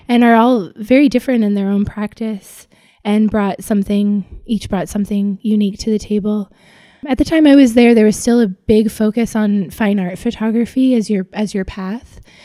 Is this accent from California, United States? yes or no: yes; Los Angeles, California, United States; also born or lived in New York; I grew up in Los Angeles, where I live now